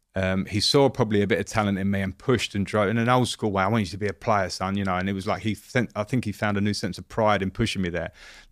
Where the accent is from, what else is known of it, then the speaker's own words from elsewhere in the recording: Romford, London, United Kingdom; I grew up in Romford in Essex. So I would call it probably a middle-class upbringing in terms of my dad had been a professional footballer.